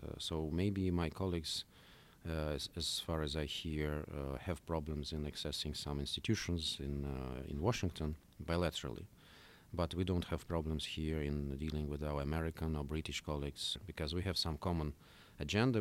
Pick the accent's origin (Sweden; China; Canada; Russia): Russia; moved away as an adult; now in United States; when I was a kid, I grew up in Soviet Union